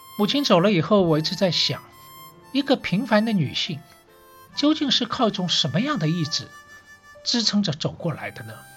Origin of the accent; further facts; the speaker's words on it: Shanghai, China; 我是上海人